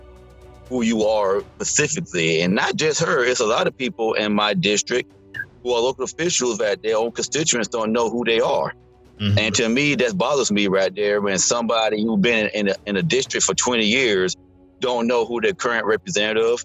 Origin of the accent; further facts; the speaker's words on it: Maryland, United States; also born or lived in North Carolina; now in Georgia, United States; I am from Maryland. And by the way, North Carolina, but came from Maryland